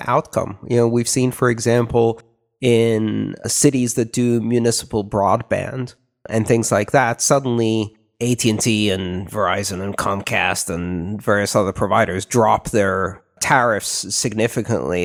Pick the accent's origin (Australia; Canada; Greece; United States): Greece; moved away; growing up in Greece